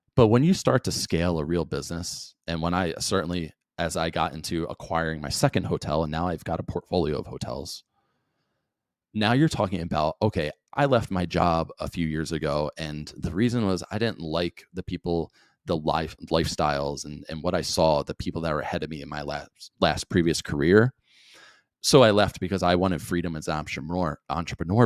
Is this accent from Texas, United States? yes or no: no; New Jersey, United States; growing up in South Jersey